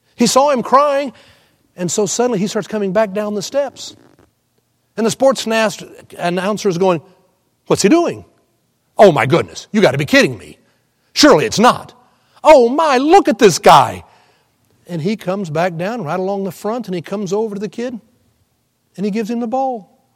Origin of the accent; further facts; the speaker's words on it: Houston, Texas, United States; I was born and raised in Houston